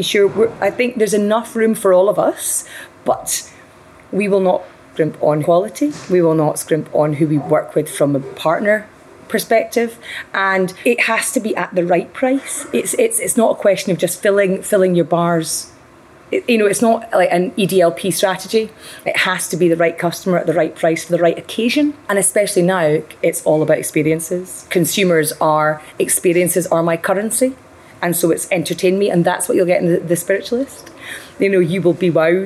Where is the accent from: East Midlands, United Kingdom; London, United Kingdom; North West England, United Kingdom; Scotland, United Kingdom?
Scotland, United Kingdom; Dundee; I'm from Dundee